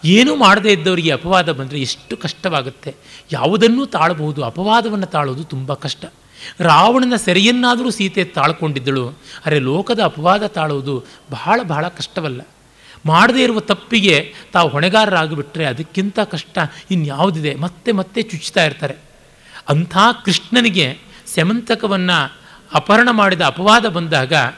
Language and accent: Kannada; Kolar, Karnataka, India; ನಾನು ಕೋಲಾರದ ಕಡೆಯವನು ಪಕ್ಕ ಒಣ ಒಣ ಸೀಮೆಯವನು